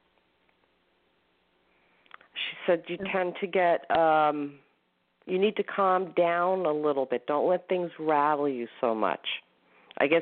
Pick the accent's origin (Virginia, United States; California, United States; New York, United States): New York, United States; Northport; I'm in my hometown library, I love Northport